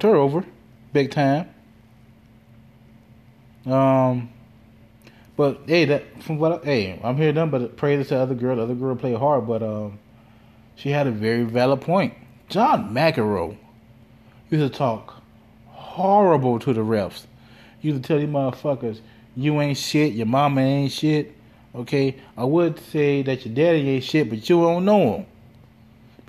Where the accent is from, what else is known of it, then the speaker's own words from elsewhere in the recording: Gary, Indiana, United States; now in Chicagoland area, United States; I am from Gary, Indiana